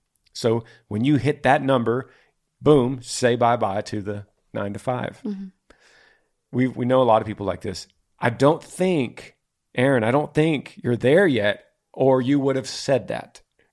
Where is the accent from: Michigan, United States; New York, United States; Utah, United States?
Utah, United States; Orem; We are from Orem, Utah.